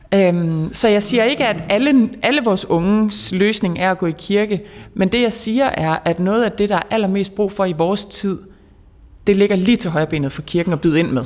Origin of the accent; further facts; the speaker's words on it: the North Sea coast, West Jutland, Denmark; jeg er opvokset ved Vesterhavet